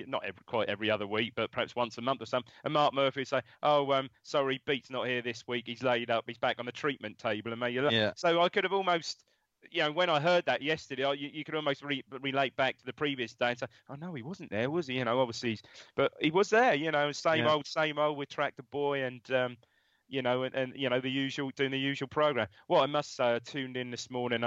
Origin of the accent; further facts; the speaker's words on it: Ipswich, East of England, United Kingdom; I was from Chantry, born and brought up in Chantry.